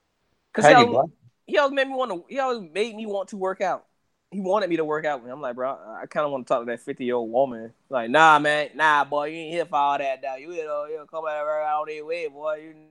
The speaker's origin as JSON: {"language": "English", "town": "Lackawanna", "region": "New York", "country": "United States", "tie": "born or raised there", "also_born_or_lived": "Norwood", "said": "So I grew up in a lot of hoods. I grew up in fucking Lackawanna. I grew up in Norwood."}